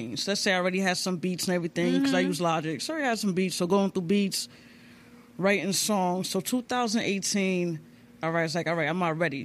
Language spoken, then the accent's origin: English; New York City, New York, United States; now in Waterbury, United States; I'm originally from the Bronx. But right now, I live in Waterbury, Connecticut